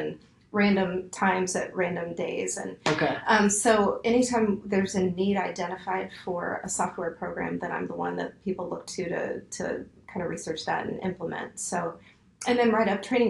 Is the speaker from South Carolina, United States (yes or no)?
no; Nashville, Tennessee, United States; moved away as an adult; also born or lived in San Francisco / Portland / Minneapolis; I grew up in Nashville, and so I moved back